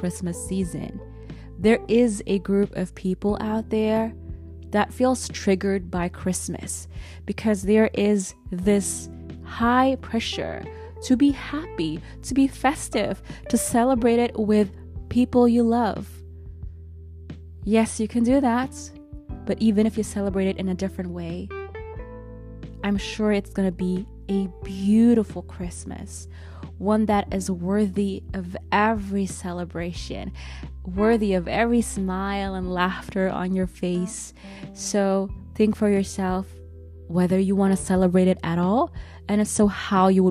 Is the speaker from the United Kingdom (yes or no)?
no; Germany; born or raised there